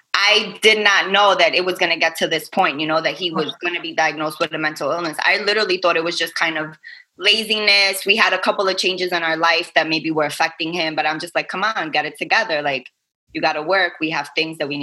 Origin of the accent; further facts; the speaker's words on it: New York City, New York, United States; moved away as an adult; now in Staten Island, United States; I am from Brooklyn, born and raised, but my family and I, we actually live out on Staten Island now for a few years